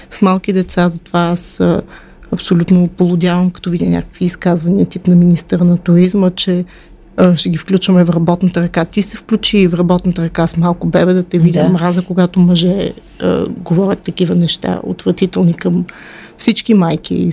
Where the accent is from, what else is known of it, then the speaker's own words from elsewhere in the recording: Moscow, Russia; born there; Аз съм родена в а, империята на злото. Аз съм родена в Москва.